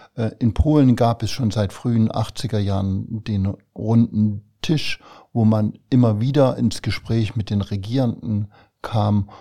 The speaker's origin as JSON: {"language": "German", "region": "Thuringia", "country": "Germany", "tie": "born or raised there", "also_born_or_lived": "Zwickau, Saxony / Gera / Jena", "moved": "as an adult", "lives_now": "Saarland, Germany", "said": "Ich bin in Thüringen aufgewachsen und habe bis zu meinem 28. Lebensjahr in der DDR gelebt vor allem eben im Raum Gera, Jena."}